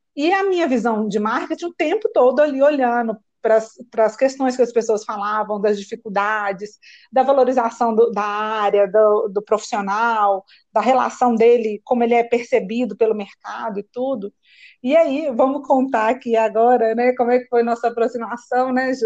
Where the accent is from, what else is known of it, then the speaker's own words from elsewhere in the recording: Belo Horizonte, Minas Gerais, Brazil; eu escolhi fazer um curso técnico que existe na minha cidade, eu sou de Belo Horizonte